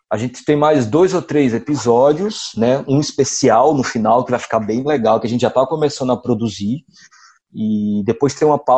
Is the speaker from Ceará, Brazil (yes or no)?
yes; Ceará, Brazil; accent: Cariri; A gente vai fazer um podcast do Cariri com o nosso sotaque, mas a gente não vai se prender a dizer que o Cariri é bonito, tem belas paisagens e o Padre Cícero está aqui no Juazeiro